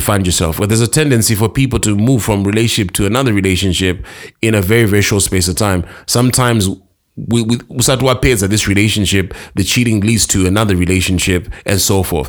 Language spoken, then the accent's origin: English; Harare, Zimbabwe; also born or lived in Karoi; I'm from Harare